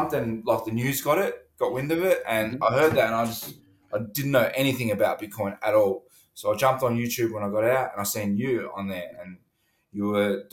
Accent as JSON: {"language": "English", "town": "Melbourne", "region": "Victoria", "country": "Australia", "tie": "born or raised there", "said": "When I was a child, I grew up in St. Kilda, sort of a rough area"}